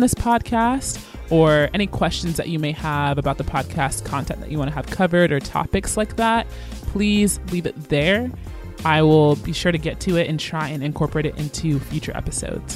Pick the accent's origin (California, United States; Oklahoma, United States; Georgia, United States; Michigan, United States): Georgia, United States; Atlanta; moved away as an adult; also born or lived in Virginia / Kansas; I'm originally from Atlanta, Georgia.